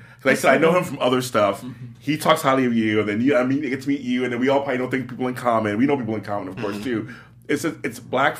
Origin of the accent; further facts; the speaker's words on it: Los Angeles, California, United States; I grew up in South Central. In the 70s and 80s, mm-hmm. and early 90s, it was bad.